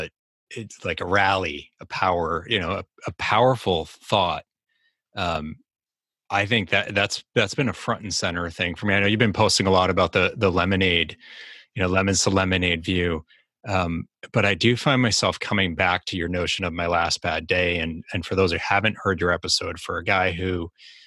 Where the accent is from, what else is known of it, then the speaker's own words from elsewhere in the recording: Boston, Massachusetts, United States; accent: Boston; my Boston accent